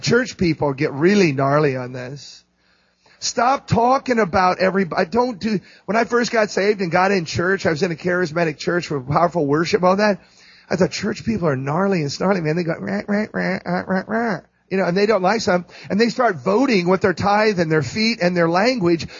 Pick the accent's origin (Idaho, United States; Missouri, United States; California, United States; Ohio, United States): Missouri, United States; St. Louis; I'm from St. Louis.